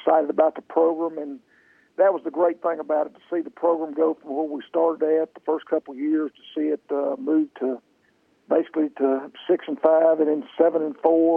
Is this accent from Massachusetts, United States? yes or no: no; North Carolina, United States; I was born and raised in North Carolina.